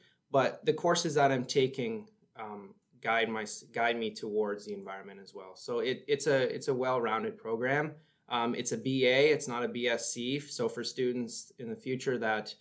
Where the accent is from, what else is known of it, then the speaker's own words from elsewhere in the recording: Port Perry, Ontario, Canada; moved away as an adult; now in North Bay, Canada; I come from Port Perry, which is an hour northeast of Toronto